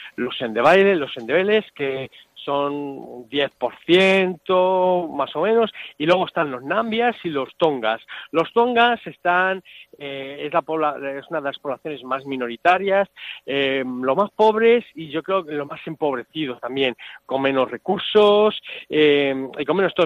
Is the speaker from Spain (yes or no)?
yes; Salamanca, Castile and León, Spain; moved away as an adult; now in Hwange, Zimbabwe; yo soy de Salamanca